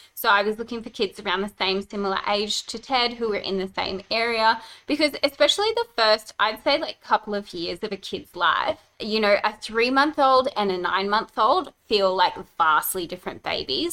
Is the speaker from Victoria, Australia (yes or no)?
no; Brisbane, Queensland, Australia; now in Gold Coast, Australia; I grew up in Brisbane